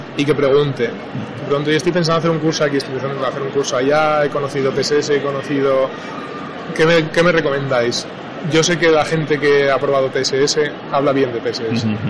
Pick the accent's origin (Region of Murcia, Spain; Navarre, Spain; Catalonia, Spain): Navarre, Spain; soy navarro y en Navarra no tenemos mar